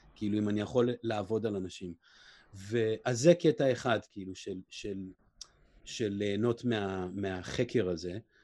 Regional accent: Israel; now in Los Angeles, United States; אני בעצמי ישראלי

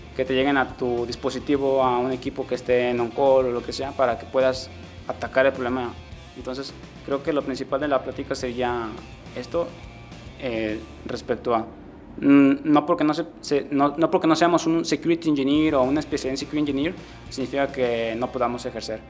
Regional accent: La Huerta, Jalisco, Mexico; also born or lived in Seattle; now in Guadalajara, Mexico; soy de un pueblo que se llama La Huerta, nací allí, pero en el año 2000 me mudé a Guadalajara y desde entonces he estado aquí

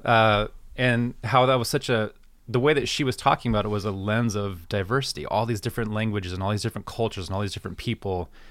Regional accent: United States; growing up in American Christianity

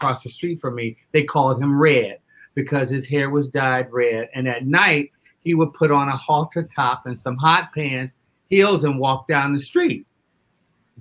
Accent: Detroit, Michigan, United States; I'm from Detroit, Michigan

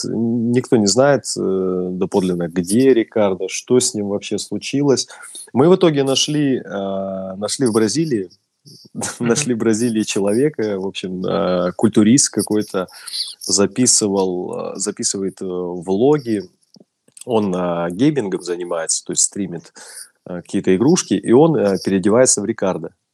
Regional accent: Russia; я из России

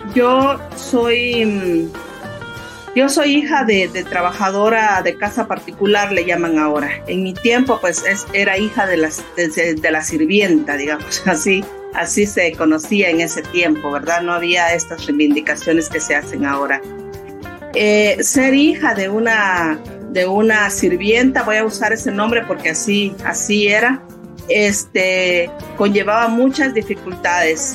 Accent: Uspantán, Quiché, Guatemala; soy maya quiché, soy originaria de Uspantán, el norte del país

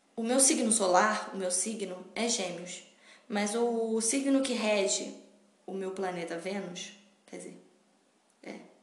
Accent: Petrópolis, Rio de Janeiro, Brazil; a cidade natal que é Petrópolis, minha cidade natal. Que é uma cidade do interior do Rio de Janeiro.

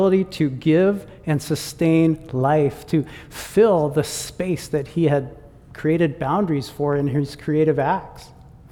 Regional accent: Michigan, United States; moved away as an adult; I am from the United States. And I grew up in Michigan

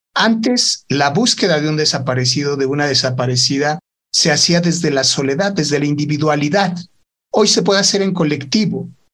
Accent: Mexico; cuando fui a trabajar a la comarca lagunera, en Torreón, el tema de la delincuencia organizada estaba en su momento más álgido en mi país.

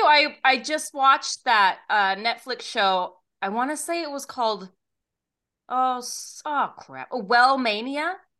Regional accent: Australia; I know that place. I'm Australian.

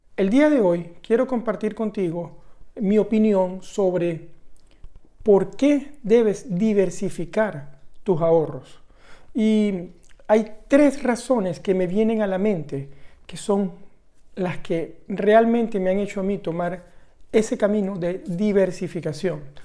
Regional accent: Venezuela; Venezuela, el país de donde yo vengo

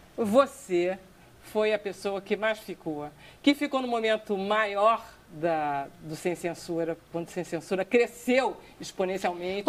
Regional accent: Brazil; nossa vida como brasileiro

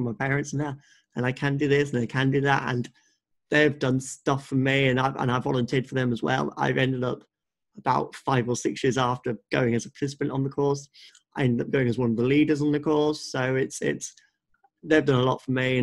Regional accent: Suffolk, East of England, United Kingdom; also born or lived in Leicester; I've lived in Suffolk my whole life.

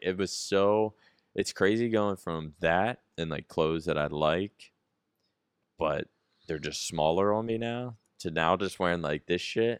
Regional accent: East Coast, United States; now in Texas, United States

